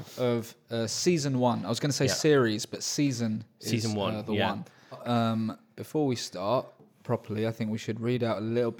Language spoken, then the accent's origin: English; Australia; born there; since I was born in Australia, but had my bloody accent beaten out of me age 11